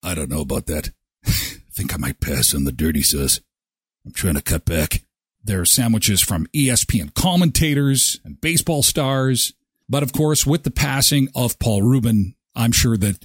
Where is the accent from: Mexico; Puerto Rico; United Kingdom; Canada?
Canada; we as a Canadian are also successful